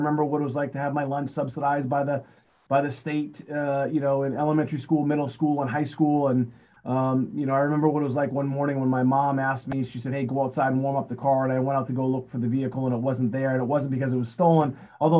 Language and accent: English; Beverly, Massachusetts, United States; I grew up right here in Beverly, Massachusetts